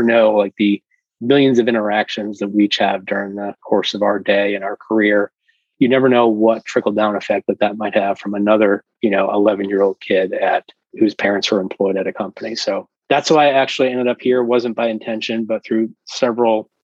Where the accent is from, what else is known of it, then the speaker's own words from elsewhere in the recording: Massachusetts, United States; I'm from Massachusetts.